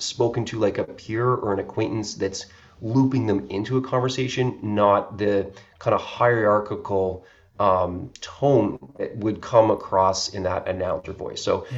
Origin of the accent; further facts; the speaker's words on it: Canada; I'm from Canada